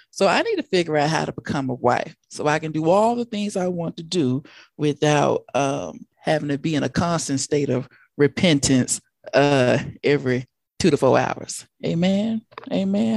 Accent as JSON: {"language": "English", "town": "Denver", "region": "Colorado", "country": "United States", "said": "I am from Denver, Colorado."}